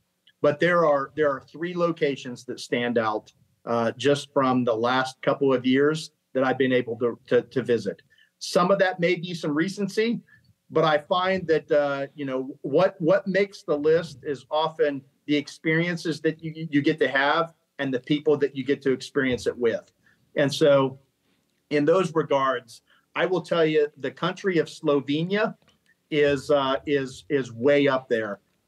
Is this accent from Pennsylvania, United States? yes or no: no; Columbus, Ohio, United States; also born or lived in Colorado Springs / Washington, D.C.; So as a military brat, I have spent the majority of my time growing up in Columbus, Ohio, going to college there.